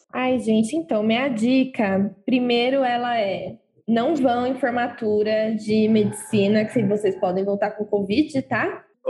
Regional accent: Osasco, São Paulo, Brazil; moved away as an adult; now in São Paulo, Brazil; eu sou de Osasco, hoje eu moro aqui na Avenida Burguesa Safada

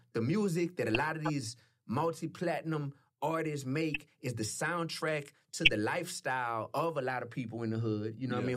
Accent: New Orleans, Louisiana, United States; I'm from New Orleans.

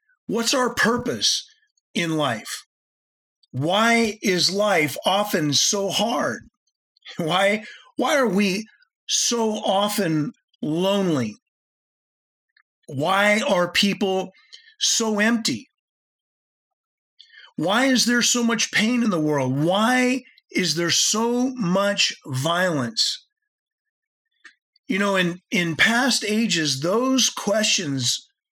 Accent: United States; I'm speaking as an American

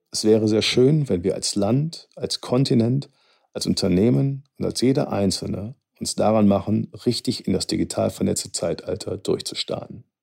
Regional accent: Cologne, North Rhine-Westphalia, Germany; Ich will meine Gedanken beenden, wie es zu mir als Kölner am besten passt. Mit einer Titelzeile der Kölner Band

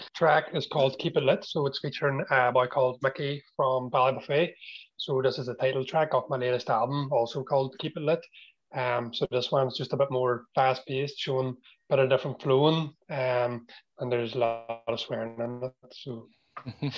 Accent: Strabane, Northern Ireland, United Kingdom; I'm a rapper from Strabane

